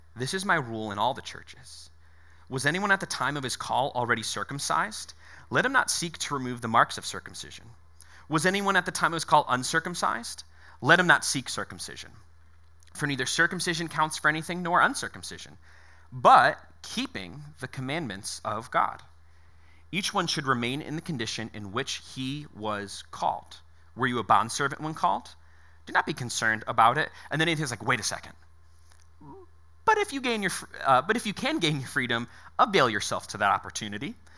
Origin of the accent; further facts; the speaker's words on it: Connecticut, United States; moved away; I was born in Connecticut